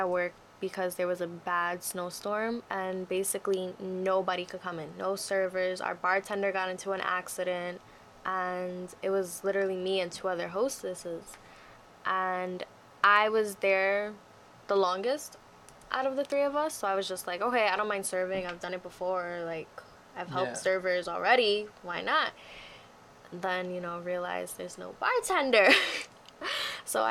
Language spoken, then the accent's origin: English; New York City, New York, United States; I'm from New York City